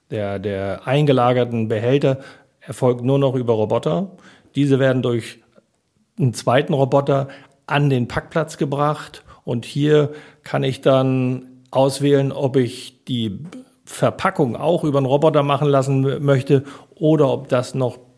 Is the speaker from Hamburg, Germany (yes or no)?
yes; Hamburg, Germany; meine Frau kam aus Hamburg, wollte zurück nach Hamburg ich komme aus Hamburg, wollte auch zurück nach Hamburg